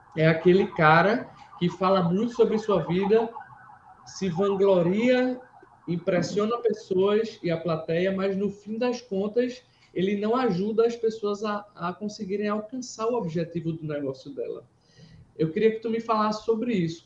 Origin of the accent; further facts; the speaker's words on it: Pernambuco, Brazil; eu sou pernambucano